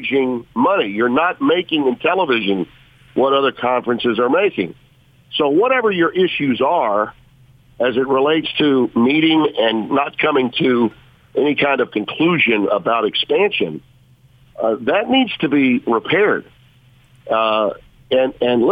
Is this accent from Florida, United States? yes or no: no; Shreveport, Louisiana, United States; also born or lived in Connecticut / Baton Rouge / New Orleans; I've lived in Louisiana all but 4 years of my life when I was in Connecticut working at ESPN in the late 80s. I lived somewhere else. But the rest of my life, I've either been in my hometown, which is Shreveport